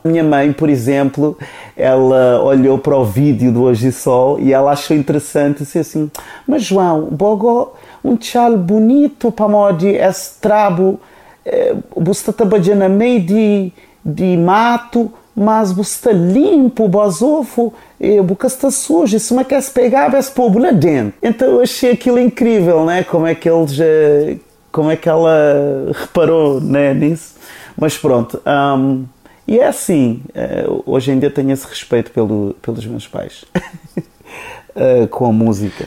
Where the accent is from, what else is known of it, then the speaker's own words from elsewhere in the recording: Cape Verde; first language Cape Verdean Creole; Portuguese is a second language; moved away; also born or lived in Portugal; eu também sou cabo-verdiano, não é? Cabo-verdiano, da Ilha do Fogo